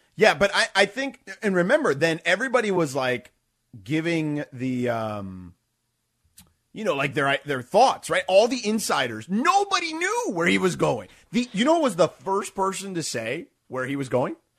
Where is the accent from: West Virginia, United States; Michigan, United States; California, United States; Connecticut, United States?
California, United States; Los Angeles; "Where are you from?" And I said, "Oh, um, Los Angeles."